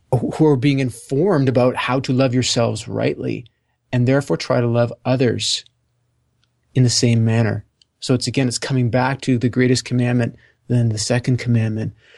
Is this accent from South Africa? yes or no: no; Canada; also born or lived in Ontario; I'm Canadian